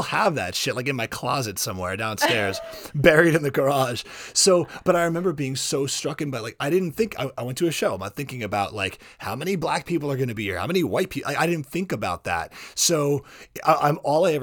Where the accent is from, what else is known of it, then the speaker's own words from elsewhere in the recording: South Florida, United States; moved away as an adult; also born or lived in New Jersey; I grew up in South Florida